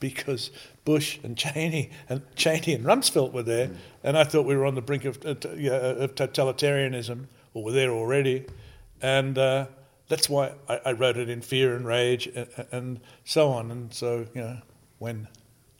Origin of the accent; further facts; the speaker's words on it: Australia; now in United States; I'm from Australia